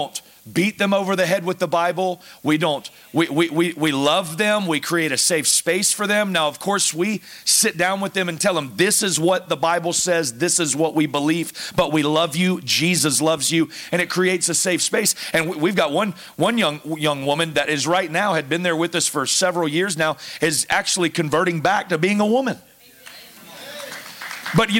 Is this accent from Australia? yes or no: no; the South, United States; moved away as an adult; I'm from the South